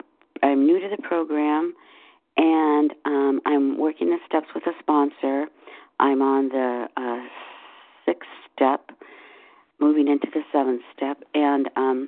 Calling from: Seattle, Washington, United States; from Seattle.

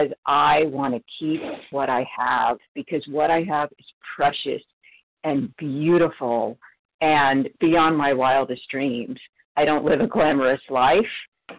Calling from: California, United States; Hi, this is … from Northern California

